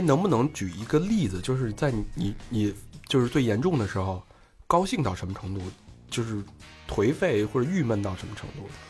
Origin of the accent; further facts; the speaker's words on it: Beijing, China; 而且是幺幺零幺零幺的